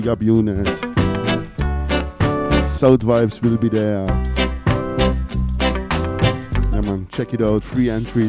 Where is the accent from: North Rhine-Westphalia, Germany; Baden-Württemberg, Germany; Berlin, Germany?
Baden-Württemberg, Germany; Lake Constance; here in my hometown where I come from, Lake of Constance in the south of Germany, to the border Switzerland and Austria